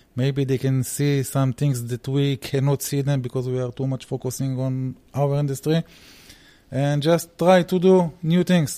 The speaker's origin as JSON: {"language": "English", "country": "Israel", "said": "I am coming from Israel. My roots, my parents' roots, they are from Germany, but unfortunately, I speak only English"}